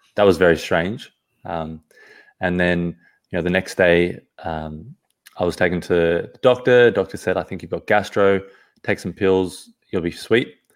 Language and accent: English; Sydney, New South Wales, Australia; also born or lived in Johannesburg, South Africa; now in Perth, Australia; I was originally from Sydney, the East Coast. And yeah, so I was born in South Africa, Johannesburg when I was two. And, uh, when I was about two, I ca-, came to Sydney, Australia.